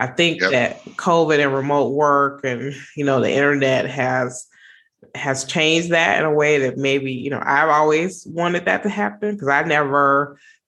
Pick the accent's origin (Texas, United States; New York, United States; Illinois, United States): Illinois, United States; Chicago; I'm a Chicagoan